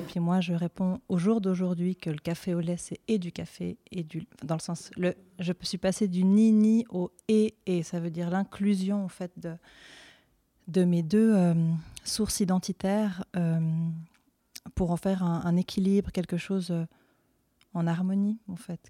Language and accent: French; Fribourg, Switzerland; je suis fribourgeoise d'origine